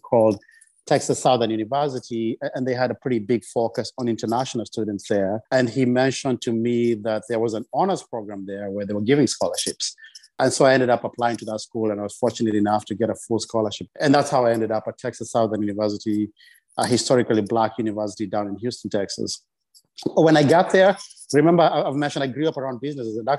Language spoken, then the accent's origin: English; Kenya; moved away; also born or lived in Loitoktok, Kenya; I grew up in Kenya. I was born in a small town called Loitoktok, which sits on the border of Kenya and Tanzania